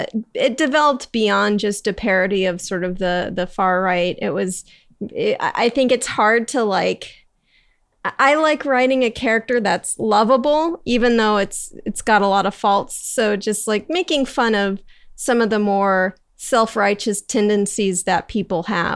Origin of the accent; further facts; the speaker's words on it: Encinitas, California, United States; This is in San Diego, in Encinitas